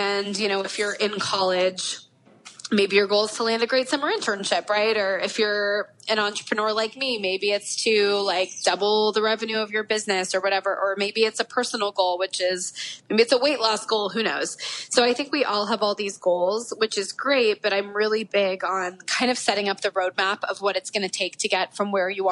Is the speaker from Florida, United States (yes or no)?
yes; Florida, United States; now in Los Angeles, United States; even though I'm from Florida. So even though I live